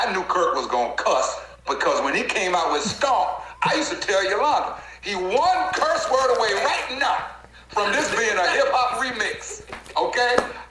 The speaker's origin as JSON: {"language": "English", "region": "the South", "country": "United States", "said": "I'm from the South."}